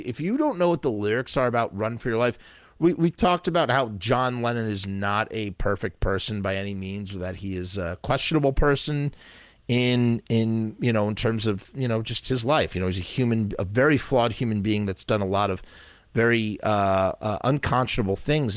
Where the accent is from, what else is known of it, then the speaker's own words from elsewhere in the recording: United States; accent: American; my American accent